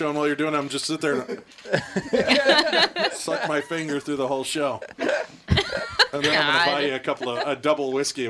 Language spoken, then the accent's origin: English; Chicago, Illinois, United States; Well, I'm from Chicago. When I say goodbye, I'm out the door.